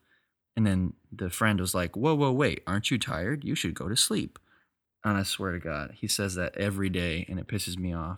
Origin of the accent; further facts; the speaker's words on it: Texas, United States; I'm from Texas